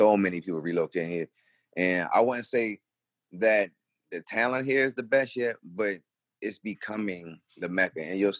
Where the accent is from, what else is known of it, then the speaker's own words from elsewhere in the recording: Baltimore, Maryland, United States; now in Charlotte, United States; growing up in Baltimore